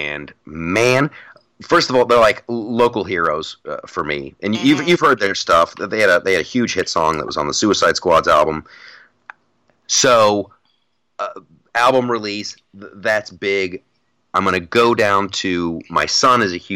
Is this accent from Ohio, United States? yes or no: yes; Columbus, Ohio, United States; I'm from Columbus, Ohio